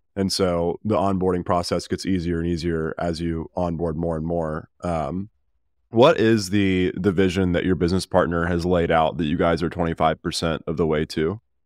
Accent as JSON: {"language": "English", "town": "Birmingham", "region": "Alabama", "country": "United States", "said": "I'm from Birmingham"}